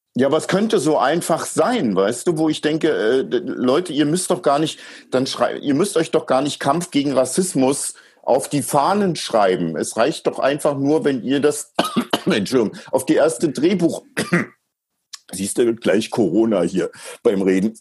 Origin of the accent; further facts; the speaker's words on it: East Germany, Germany; wir DDR-Bürger